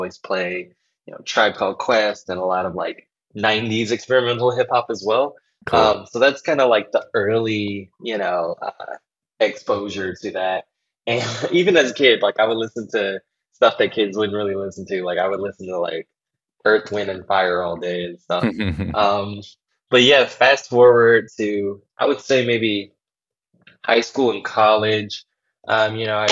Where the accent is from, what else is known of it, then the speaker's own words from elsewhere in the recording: Washington, District of Columbia, United States; moved away as an adult; also born or lived in North Carolina; now in New York, United States; I'm from Washington, D.C. and the Maryland, D.C. metropolitan area. Well, actually, I'm from North Carolina, but I moved to Maryland and D.C. when I was like young